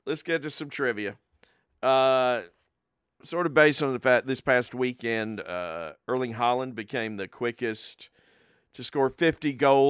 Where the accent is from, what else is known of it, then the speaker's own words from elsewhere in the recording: England, United Kingdom; born there; Well, he's England, and we do have an allegiance to England as well, since I was born there.